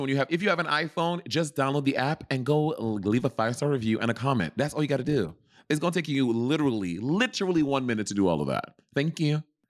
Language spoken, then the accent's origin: English; New York City, New York, United States; also born or lived in Los Angeles; I'm from New York